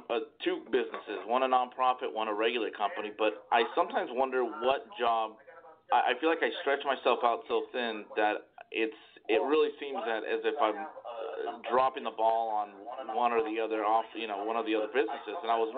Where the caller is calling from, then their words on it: San Antonio, Texas, United States; San Antonio.